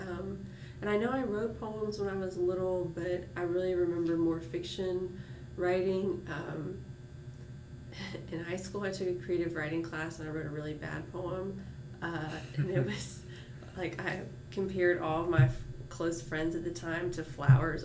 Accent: Martinez, Georgia, United States; also born or lived in Augusta, Georgia; I was born in Augusta at University Hospital and uh, grew up in Martinez outside of Augusta

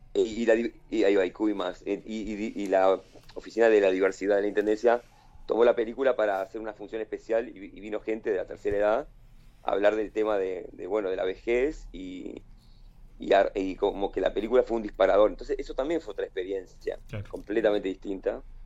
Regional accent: Balneario Solís, Maldonado, Uruguay; also born or lived in Piriápolis; yo hice todo el liceo en Piriápolis, este, yo me crié en Balneario Solís

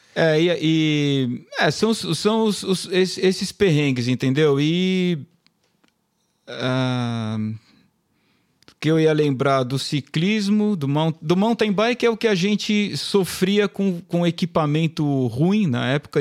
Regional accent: São Paulo, Brazil; a gente é da ZN, né? Zona Norte, Zona São Paulo

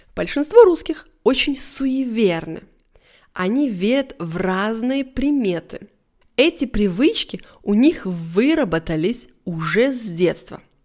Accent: Russia; я, может быть, неправильная русская

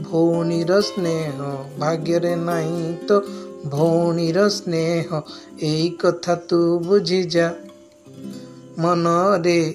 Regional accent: Odisha, India; first language Odia; Hindi is a second language; ओडिशा से हूँ

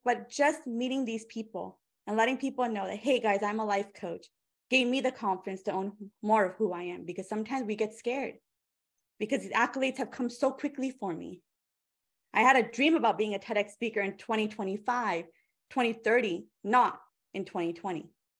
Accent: India; I am 33 years old. I'm an Indian woman. All those Indian uncles, aunties, our radars are going up.

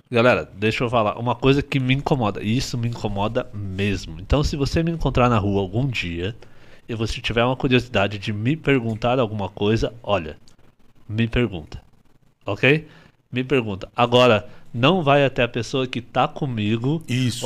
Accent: Curitiba, Paraná, Brazil; also born or lived in Ivaiporã, Paraná; Eu sou de Ivaiporã, no Paraná

